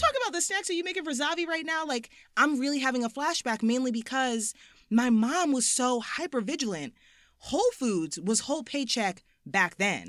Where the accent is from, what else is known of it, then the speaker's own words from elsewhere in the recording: South Orange, New Jersey, United States; I'm from South Orange, New Jersey, which is, like, a quaint little suburb fifteen minutes outside of Manhattan by train